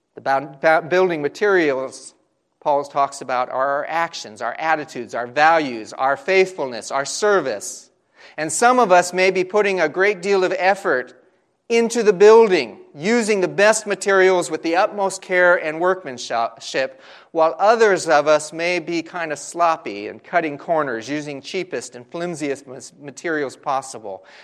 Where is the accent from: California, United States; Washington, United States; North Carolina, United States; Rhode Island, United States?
California, United States; Southern; growing up in Southern California